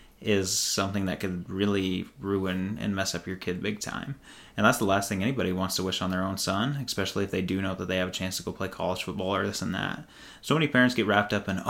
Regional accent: Rockport, United States; moved away; back in Rockport, my hometown.

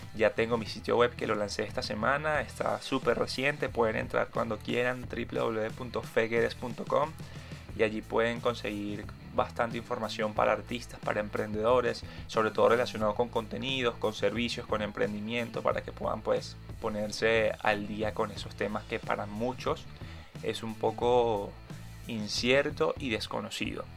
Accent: Caracas, Capital District, Venezuela; soy caraqueño, venezolano y artista.

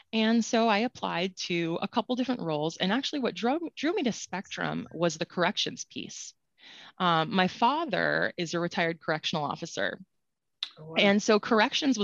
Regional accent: Connecticut, United States; also born or lived in Florida; I'm from Connecticut and went to school in Florida and much to my chagrin, moved back

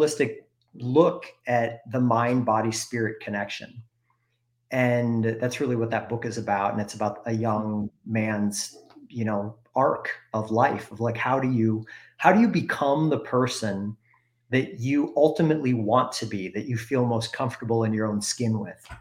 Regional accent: Wisconsin, United States; now in Bend, United States; growing up in Wisconsin, most of my family, if you look back, were either farmers or they were machinists

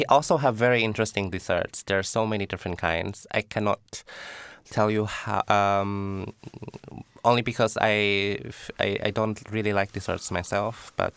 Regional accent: Pattaya, Chonburi, Thailand; moved away as an adult; now in Poland; I came from Pattaya

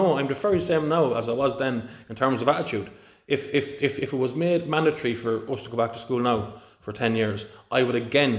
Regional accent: India; born there; Listen, if I was born in Pakistan, I wouldn't be learning about Jesus. I was born in India.

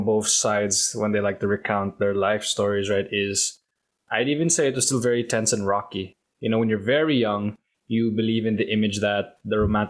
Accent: Manila, Metro Manila, Philippines; moved away; born and raised in Manila, Philippines

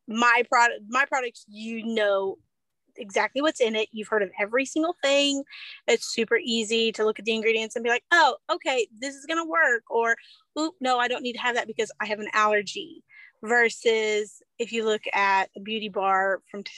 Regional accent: Izard County, Arkansas, United States; also born or lived in Baxter County, Arkansas; I grew up in Izard County, and then we moved to Baxter County after college.

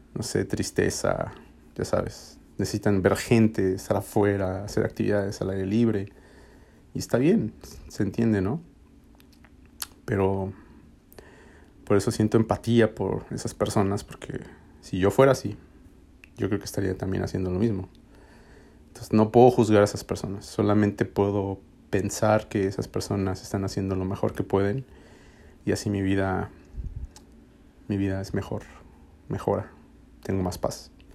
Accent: Mexico City, Mexico; moved away as an adult; also born or lived in Austin, Texas; now in Nashville, United States; yo soy de México D F

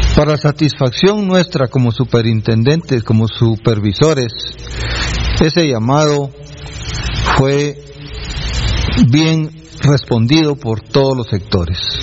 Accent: Guatemala; como guatemalteco

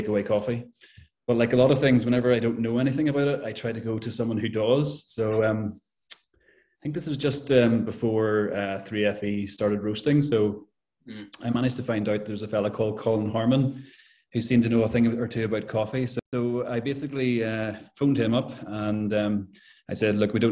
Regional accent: Belfast, Northern Ireland, United Kingdom; moved away as an adult; also born or lived in Letterkenny; I'm originally from Belfast

